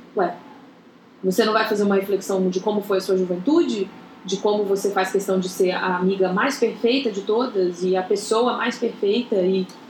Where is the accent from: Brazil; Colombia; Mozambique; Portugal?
Brazil; Goiânia, Goiás; moved away as an adult; eu saí de Goiânia para vir fazer faculdade